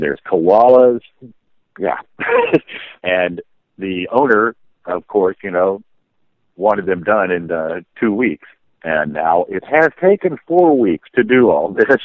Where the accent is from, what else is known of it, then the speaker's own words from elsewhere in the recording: Oak Ridge, Tennessee, United States; I was raised in Oak Ridge, Tennessee